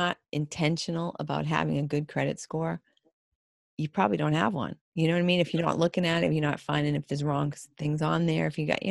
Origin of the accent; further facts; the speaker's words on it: Boston, Massachusetts, United States; I was from Boston